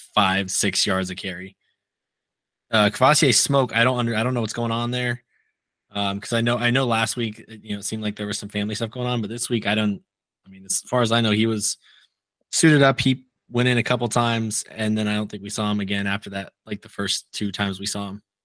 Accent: Nebraska, United States; moved away; I grew up in Nebraska, unfortunately

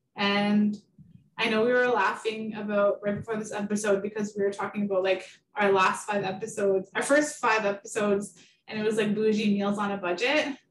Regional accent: Garden River First Nation, Ontario, Canada; moved away as an adult; now in Toronto, Canada; I am from Garden River First Nation. I moved to Toronto in 2012.

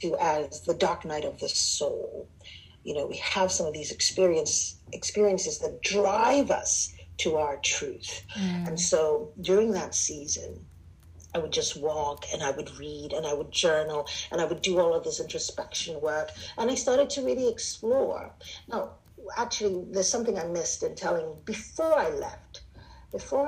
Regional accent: Nigeria; also born or lived in Southern United States; now in United States; Nigerian, West African immigrant in America.

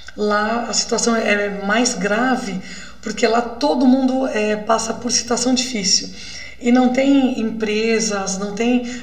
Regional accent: Minas Gerais, Brazil; eu sou de Minas, então é roça

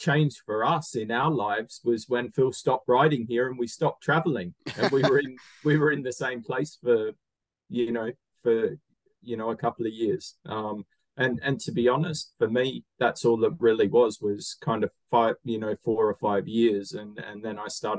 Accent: Bristol, South West England, United Kingdom; born there; You know, I was born when my dad was racing for Newport. I was born in Bristol because I've got two sisters, and I was born in August. So I was born in the UK.

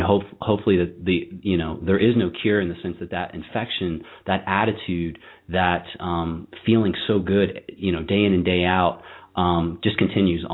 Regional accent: Virginia, United States; I'm from Virginia myself

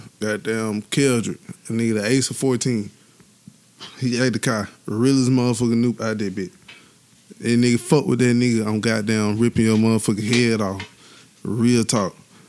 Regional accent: Tuscaloosa, Alabama, United States; I'm from Tuscaloosa

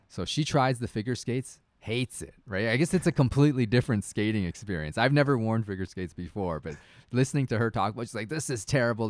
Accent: Canada; I'm a Canadian hockey dad.

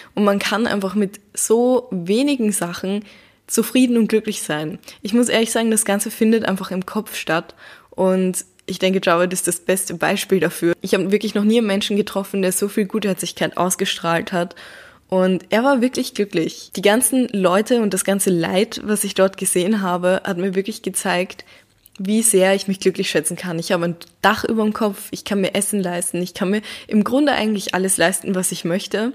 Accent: Vienna, Austria; bei uns in Wien

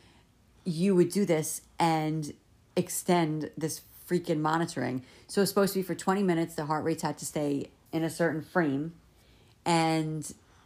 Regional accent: East Coast, United States; we're from the East Coast

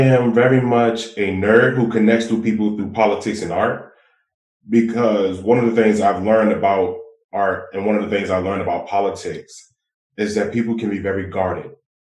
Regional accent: Washington, District of Columbia, United States; I'm from Ward 8. I'm from Ward 8, and Ward 8 has a history, especially after the 1980s, of concentrated poverty, over 30%.

